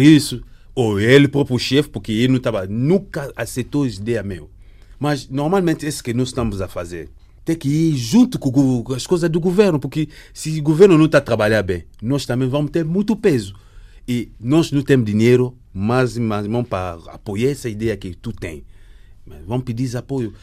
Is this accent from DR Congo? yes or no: yes; DR Congo; moved away as an adult; eu saí do Congo porque era o secretário-geral no ONG